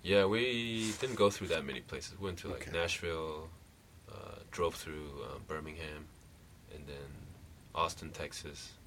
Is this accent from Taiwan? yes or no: yes; Taiwan; moved away; also born or lived in Hawaii / Vancouver; I'm from Taiwan